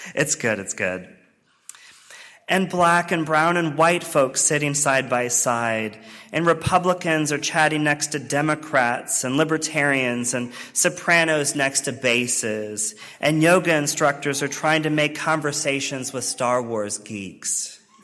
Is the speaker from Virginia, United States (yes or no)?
yes; rural Virginia, United States; moved away; my formative experiences in my home church in rural Virginia